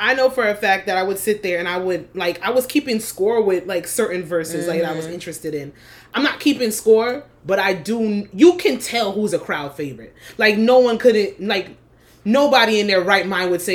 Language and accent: English; New Jersey, United States; living in Jersey, born and raised